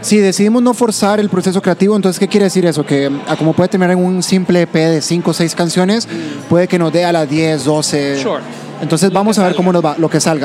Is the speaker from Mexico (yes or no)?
no; Heredia, Costa Rica; Los dos somos de Heredia